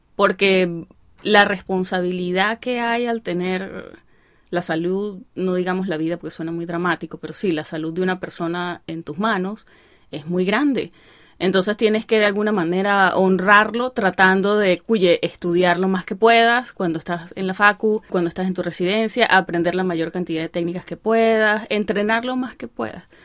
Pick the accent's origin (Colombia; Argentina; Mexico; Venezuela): Venezuela; moved away; ya somos muchos los venezolanos que estamos aquí